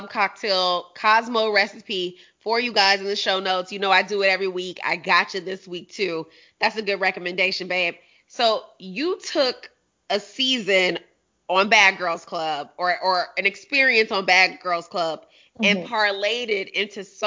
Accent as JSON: {"language": "English", "town": "Chicago", "region": "Illinois", "country": "United States", "tie": "born or raised there", "said": "I'm from 87th and Kansas, sis. I went to Bogan"}